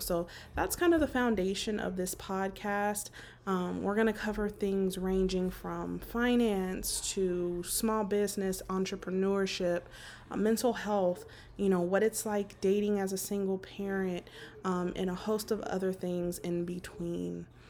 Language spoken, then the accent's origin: English; Las Vegas, Nevada, United States; born and raised in Las Vegas, Nevada, uh, soon to be relocating to North Carolina.